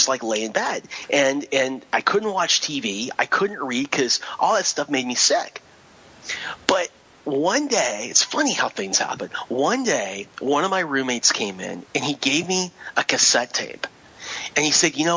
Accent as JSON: {"language": "English", "region": "Southern California", "country": "United States", "tie": "born or raised there", "said": "I grew up in Southern California"}